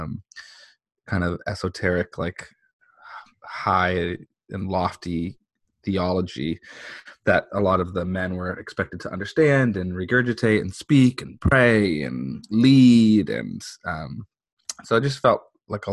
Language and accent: English; San Diego, California, United States; So I was born and raised here in San Diego. I grew up in the mean streets of La Jolla. So I'm a San Diego local. I've never left.